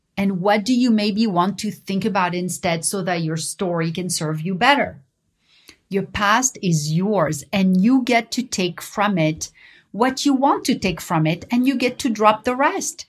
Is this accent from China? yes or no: no; Paris, Île-de-France, France; I learned growing up in Paris